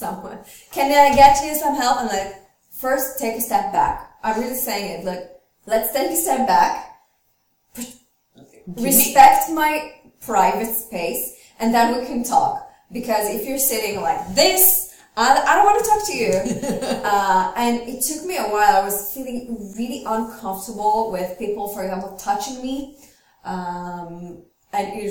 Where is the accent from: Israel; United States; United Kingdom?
Israel; moved away as an adult; now in France; we come from Israel